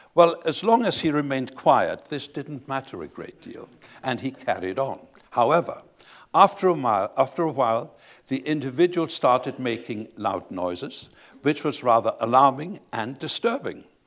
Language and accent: English; Leipzig, Saxony, Germany; I was born in Leipzig, Saxony, in the eastern part of Germany